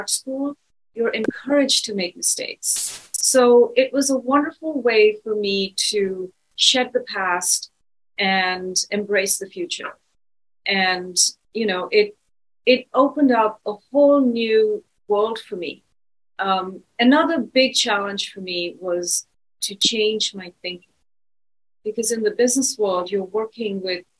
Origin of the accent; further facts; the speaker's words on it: New Delhi, Delhi, India; also born or lived in London, United Kingdom / Los Angeles, United States; now in San Francisco, United States; I'm originally from India. I was born there.